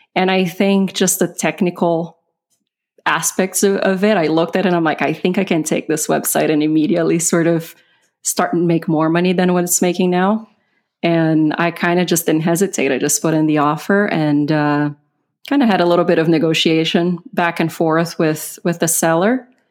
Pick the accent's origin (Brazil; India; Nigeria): Brazil; English is a second language; moved away; I'm originally from Brazil. So I, English is not my first language